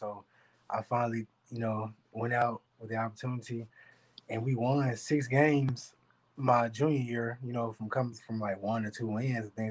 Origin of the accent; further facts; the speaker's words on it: Little Rock, Arkansas, United States; growing up in Arkansas, you know, in Little Rock, it's kind of a rough environment